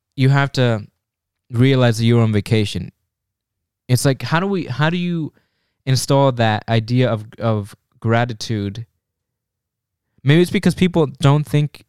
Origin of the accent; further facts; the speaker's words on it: United States; we're American